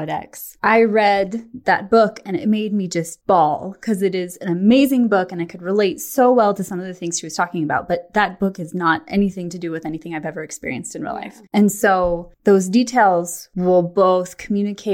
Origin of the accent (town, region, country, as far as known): Grass Valley, California, United States; born or raised there